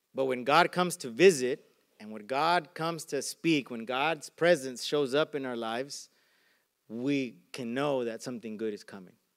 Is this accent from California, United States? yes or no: no; Arizona, United States; now in Carson, United States; I grew up in Arizona